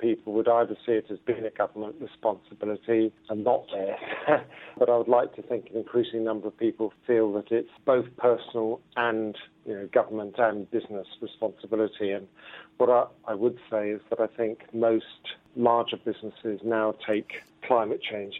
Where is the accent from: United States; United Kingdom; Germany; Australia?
United Kingdom; London; from London.